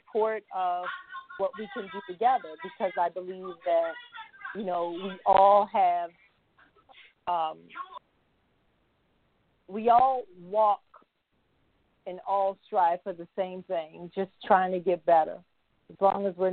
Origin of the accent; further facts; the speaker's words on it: Baltimore, Maryland, United States; now in Fort Lauderdale, United States; I hail from Baltimore, Maryland, currently residing in South Florida, Fort Lauderdale